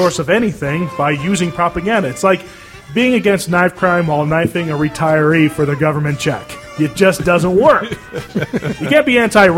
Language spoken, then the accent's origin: English; Los Angeles, California, United States; we grew up on sets in Hollywood